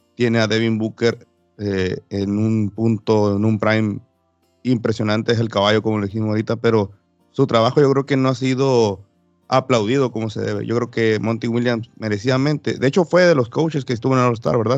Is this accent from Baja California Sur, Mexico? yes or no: yes; Los Cabos, Baja California Sur, Mexico; mi tierra, Baja California Sur, Los Cabos